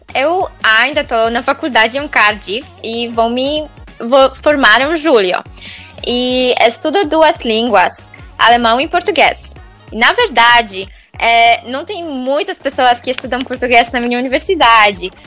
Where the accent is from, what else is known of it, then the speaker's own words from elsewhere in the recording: Poland; Portuguese is a second language; moved away as an adult; now in Wales, United Kingdom; sou polonesa, moro no país de Gales